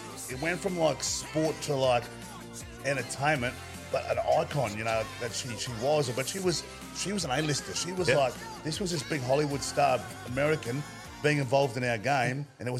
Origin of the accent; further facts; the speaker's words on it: Sarina, Queensland, Australia; I'm from Serena. Cherry Evans is from Serena. Kevin Campion's from Serena.